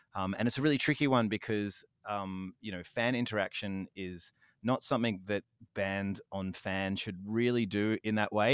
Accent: Fremantle, Western Australia, Australia; my hometown

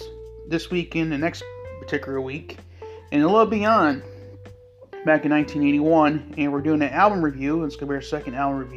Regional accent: United States; my home country here in the United States of America

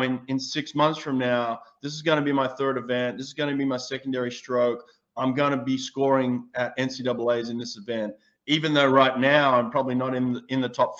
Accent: Sydney, New South Wales, Australia; moved away; also born or lived in Auburn, Alabama; I'm from Sydney, Australia.

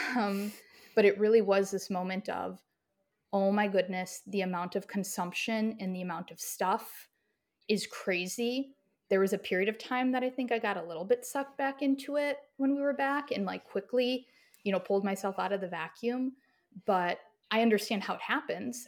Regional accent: Midwest, United States; I had a pretty typical and standard Midwestern upbringing.

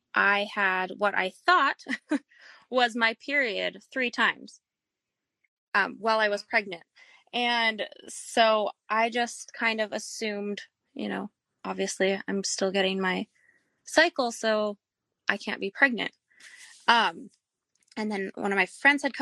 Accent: Canada; moved away as an adult; also born or lived in Minnesota, United States; now in Texas, United States; I was born and raised in Canada

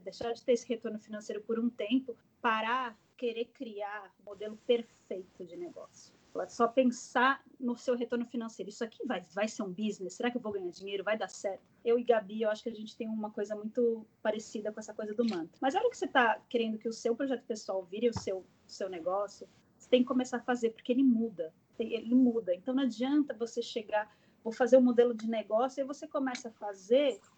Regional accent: São Paulo, Brazil; moved away as an adult; also born or lived in Chicago; now in United States; eu também sou de São Paulo

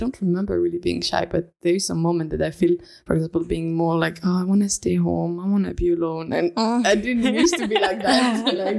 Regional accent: France; moved away as an adult; also born or lived in suburb of Paris / Cardiff, Wales / Australia; now in Estonia; I'm from France, and how long I've been in Estonia is a bit cut, let's say. Like, I came for the first time 5 years ago. I stayed for 1 year in Erasmus in ECA.

